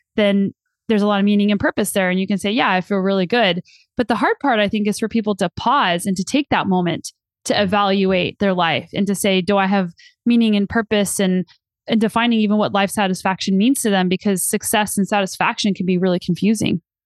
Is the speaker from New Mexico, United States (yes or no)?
yes; New Mexico, United States; also born or lived in Colorado; now in Canada; I grew up in New Mexico and I lived in Colorado for ten years before I moved to Canada